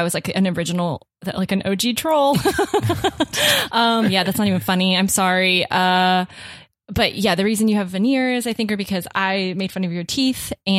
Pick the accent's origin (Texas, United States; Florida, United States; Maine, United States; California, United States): Florida, United States; Dade County.